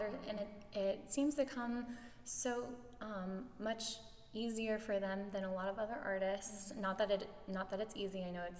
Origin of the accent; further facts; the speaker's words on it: St. Petersburg, Florida, United States; I was born and raised in St. Pete.